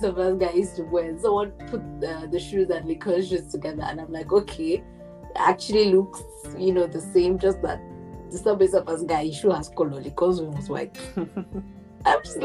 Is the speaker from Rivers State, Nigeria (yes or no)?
yes; Port Harcourt, Rivers State, Nigeria; I'm from Port Harcourt. Transamadi is my area.